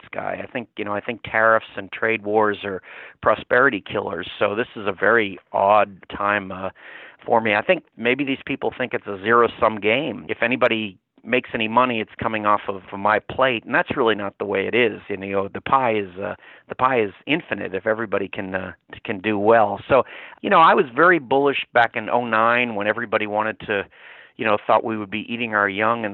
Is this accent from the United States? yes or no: yes; Massachusetts, United States; moved away as an adult; also born or lived in Louisiana; now in New Orleans, United States; raised in Massachusetts